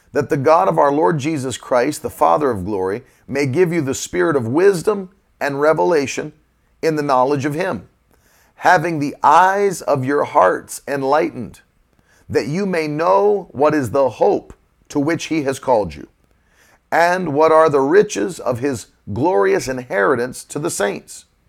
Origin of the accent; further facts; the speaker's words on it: United States; I grew up in West Virginia, Virginia.